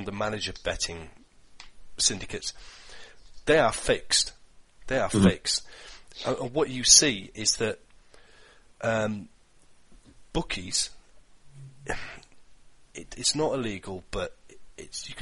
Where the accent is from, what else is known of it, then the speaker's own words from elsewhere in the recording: Yorkshire and the Humber, United Kingdom; I'm a Yorkshireman.